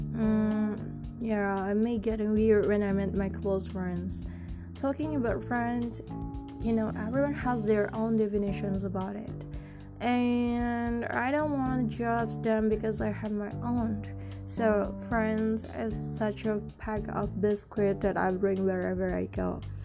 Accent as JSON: {"language": "English", "country": "Indonesia", "said": "I come from Indonesia, a country with thousands culture, ethnics, and traditions."}